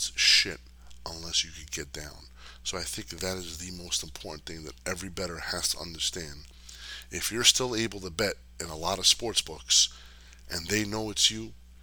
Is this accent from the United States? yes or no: yes; New Jersey, United States; I grew up in Jersey